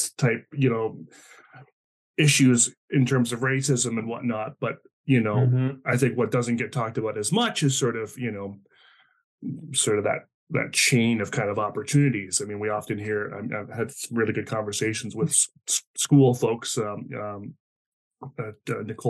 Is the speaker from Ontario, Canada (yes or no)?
no; New Brunswick, Canada; I grew up in the East Coast of Canada in New Brunswick, which is, you know, just borders Maine.